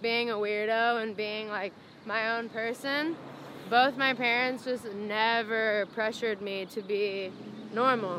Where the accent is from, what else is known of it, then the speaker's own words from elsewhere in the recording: Indiana, United States; I grew up in Indiana